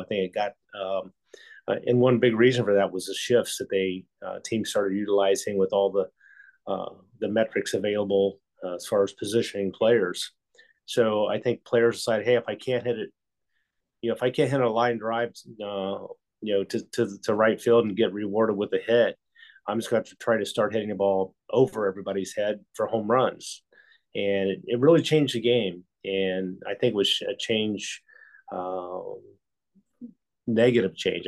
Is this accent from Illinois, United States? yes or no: no; Ohio, United States; I grew up in Ohio